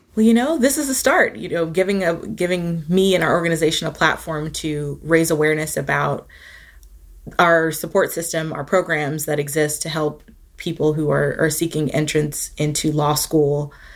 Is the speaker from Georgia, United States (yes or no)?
yes; Atlanta, Georgia, United States; now in Charlottesville, United States; I'm originally from Atlanta, Georgia